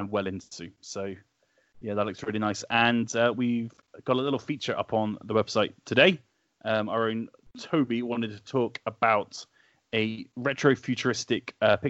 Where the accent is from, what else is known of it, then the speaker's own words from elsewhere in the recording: Wales, United Kingdom; My hometown of Wales.